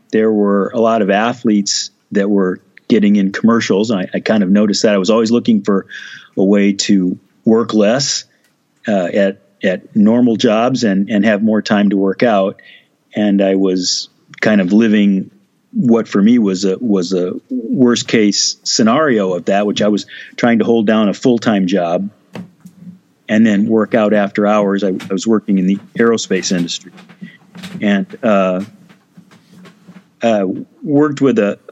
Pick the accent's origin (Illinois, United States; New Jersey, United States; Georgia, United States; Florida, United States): Illinois, United States; Moline; moved away as an adult; also born or lived in Rock Island, Illinois; I was born in Rock Island, Illinois, and grew up in Moline, Illinois, which is really the same thing